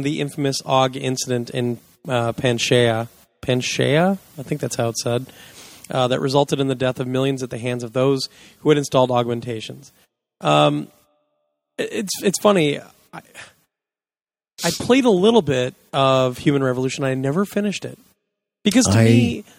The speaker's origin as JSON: {"language": "English", "region": "Kansas", "country": "United States", "said": "I'm from Kansas"}